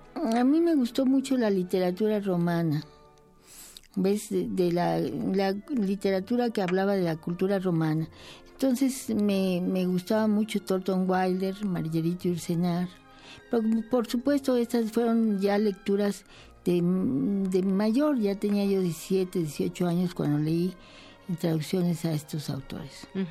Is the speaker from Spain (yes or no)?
no; Veracruz, Mexico; mi madre era veracruzana y yo nací en Veracruz